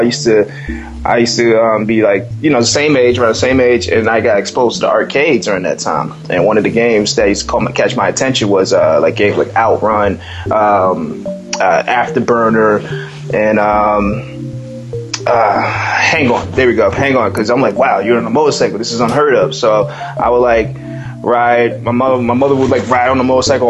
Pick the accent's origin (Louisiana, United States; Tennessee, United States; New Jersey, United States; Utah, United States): New Jersey, United States; also born or lived in Las Vegas, Nevada; I'm from a place in the U.S., New Jersey, and I was raised in the West Coast in Las Vegas for a couple of years in my childhood